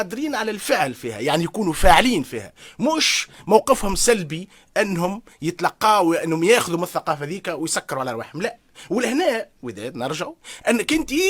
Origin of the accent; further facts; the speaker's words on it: Tunisia; now in Paris, France; انا كيف نجي من تونس